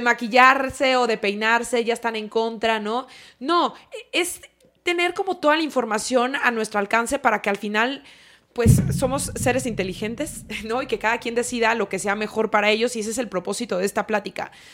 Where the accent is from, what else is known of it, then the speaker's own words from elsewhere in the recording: La Piedad, Michoacán, Mexico; moved away; also born or lived in Guadalajara; yo crecí en La Piedad y como buena piedadense nuestra playa más cercana era Vallarta